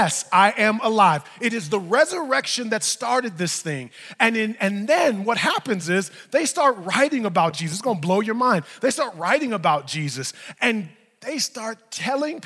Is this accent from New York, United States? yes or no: yes; New York, United States; I'm from New York